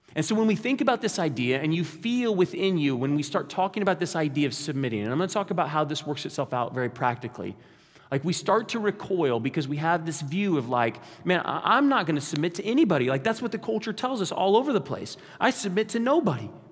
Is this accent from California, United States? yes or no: no; Kansas, United States; we're from Kansas